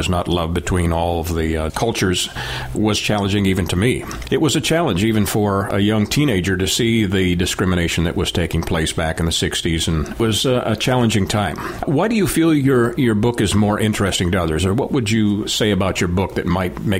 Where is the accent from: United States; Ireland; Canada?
Canada; I grew up in the North, so I'm a Canadian. And in the town that I lived in, one of my best friends happened to be a young man of color. And there was only one family in that town of 60,000.